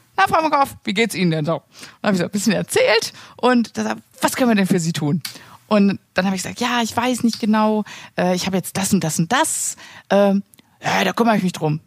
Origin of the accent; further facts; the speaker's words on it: Sauerland, North Rhine-Westphalia, Germany; moved away; ich komme ja aus dem Sauerland und ich bin ja glücklicherweise immer noch da versichert